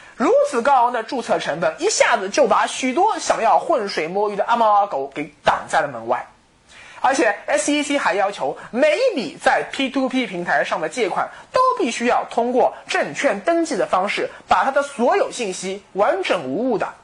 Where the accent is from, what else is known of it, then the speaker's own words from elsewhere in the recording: China; 我们中国人的诚信度